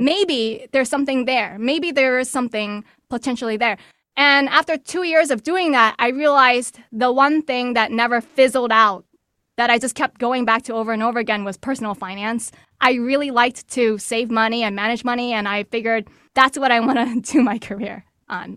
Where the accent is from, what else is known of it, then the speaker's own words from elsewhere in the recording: New York City, New York, United States; originally born and raised in New York City to working class Chinese immigrants